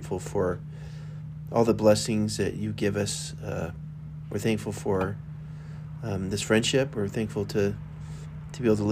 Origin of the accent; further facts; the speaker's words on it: Dana Point, California, United States; moved away as an adult; also born or lived in Los Angeles, United States; now in Utah, United States; I'm from the beach, Dana Point, Southern California.